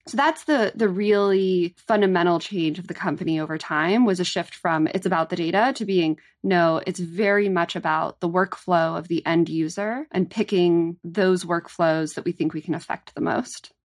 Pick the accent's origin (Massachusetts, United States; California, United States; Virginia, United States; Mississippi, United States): California, United States; as a Californian